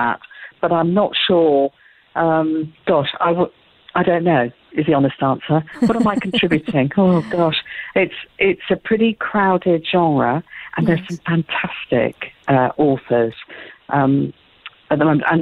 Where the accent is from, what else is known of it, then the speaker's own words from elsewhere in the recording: United Kingdom; I'm being very British about this